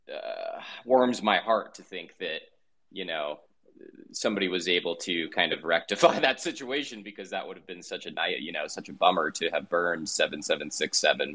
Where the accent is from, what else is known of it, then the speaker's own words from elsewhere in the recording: Denver, Colorado, United States; I'm actually from Denver. That's my hometown.